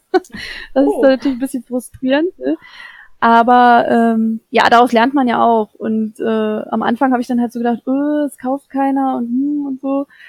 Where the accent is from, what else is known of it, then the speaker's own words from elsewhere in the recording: Saxony-Anhalt, Germany; moved away; ich komme ja aus ursprünglich aus Sachsen-Anhalt